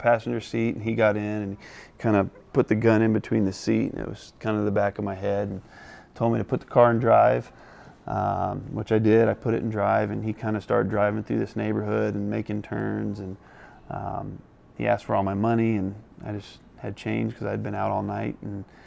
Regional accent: Indianapolis, Indiana, United States; Born and raised in Indiana. I graduated from Lawrence North High School, so pretty local to the area

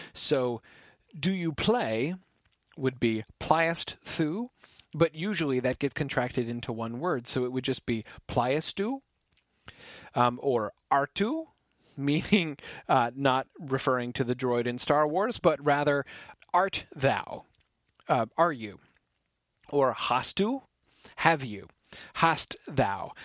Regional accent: United States; I'm an American

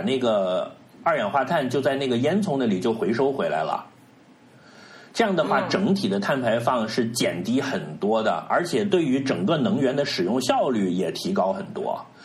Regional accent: China; 我们自己作为一个中国人

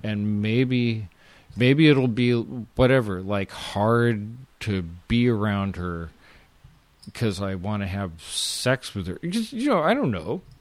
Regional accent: West Coast, United States; I'm from the West Coast. I'm from the shittiest part of the West Coast.

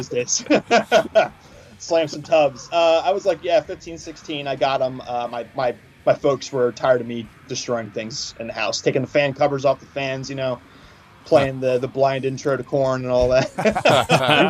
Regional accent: Philadelphia, Pennsylvania, United States; moved away as an adult; also born or lived in Washington State; I spent my childhood in uh, in uh, Holmesburg, kind of Tarsville Common area

